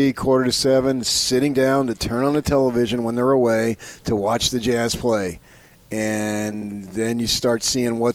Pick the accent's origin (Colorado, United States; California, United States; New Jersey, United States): New Jersey, United States; I grew up in New Jersey